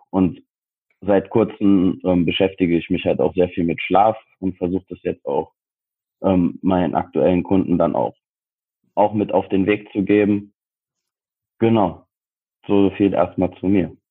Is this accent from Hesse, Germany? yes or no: yes; Frankfurt, Hesse, Germany; ich bin 27, ich wohne in Frankfurt, beziehungsweise ich komme aus Frankfurt